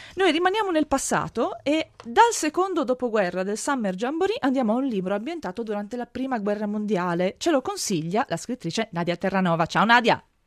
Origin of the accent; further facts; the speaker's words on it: Friuli-Venezia Giulia, Italy; Io sono Friulana